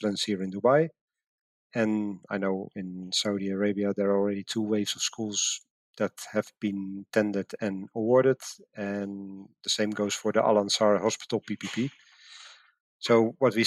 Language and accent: English; Netherlands; moved away as an adult; my home country, the Netherlands